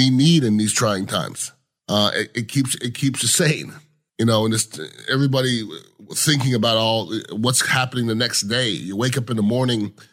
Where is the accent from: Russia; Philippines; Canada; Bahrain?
Canada; moved away; I am a Canadian, grew up with Canadians, and we like to drink